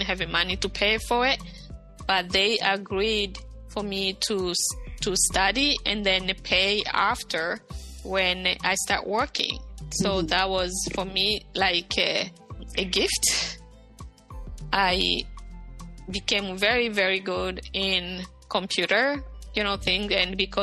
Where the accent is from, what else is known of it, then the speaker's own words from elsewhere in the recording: Bukavu, South Kivu, DR Congo; moved away; also born or lived in Rwanda; the wife was my neighbor in Bukavu, in my hometown